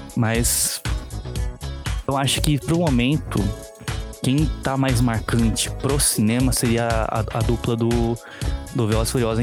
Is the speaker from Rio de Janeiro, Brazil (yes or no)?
no; São Paulo, Brazil; moved away as an adult; no bairro, bairro onde eu cresci, lá em São Paulo. Eu sou de São Paulo, né, mas atualmente estou morando no interior